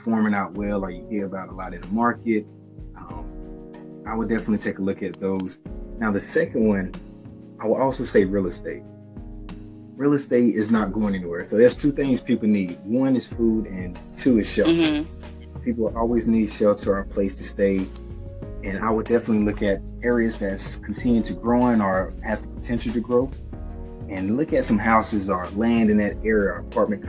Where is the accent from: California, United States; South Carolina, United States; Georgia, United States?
South Carolina, United States; Dillon; moved away as an adult; now in Charlotte, United States; I grew up in Dillon, South Carolina, moved up to Charlotte about 2.5 years ago